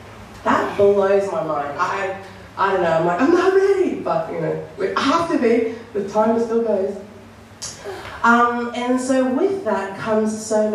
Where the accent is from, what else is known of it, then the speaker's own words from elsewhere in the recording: Australia; So I'm so grateful. I love being an Aussie.